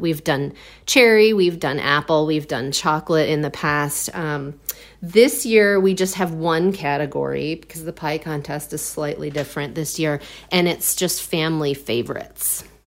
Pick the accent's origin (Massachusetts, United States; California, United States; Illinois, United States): Illinois, United States; outside of Chicago; moved away as an adult; now in Milwaukee, United States; I grew up outside of Chicago, and I, I came up to Milwaukee with my brother